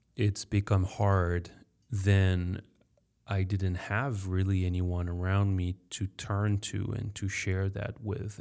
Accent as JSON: {"language": "English", "country": "France", "second_language": "English", "said": "I'm French. Sorry for my accent."}